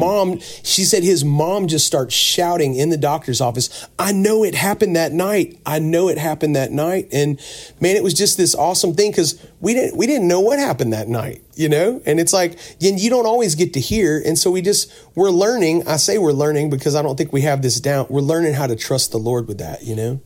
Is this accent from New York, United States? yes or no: no; Pensacola, Florida, United States; now in Mount Juliet, United States; I grew up on the Gulf Coast down around Pensacola, Florida